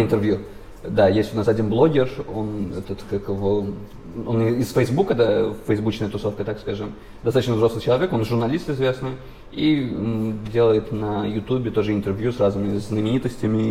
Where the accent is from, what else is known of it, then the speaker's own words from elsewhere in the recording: Baku, Azerbaijan; я сам из Баку